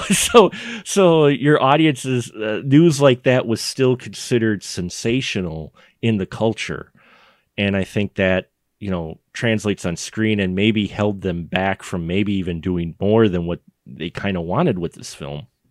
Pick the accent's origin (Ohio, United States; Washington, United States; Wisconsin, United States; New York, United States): Wisconsin, United States; Milwaukee; I'm in the s, middle of Wisconsin, and I'm from Milwaukee